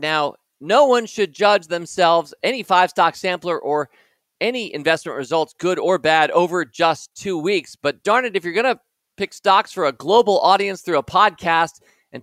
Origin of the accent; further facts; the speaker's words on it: Washington, District of Columbia, United States; We were Washington Post shareholders growing up in Washington, D.C.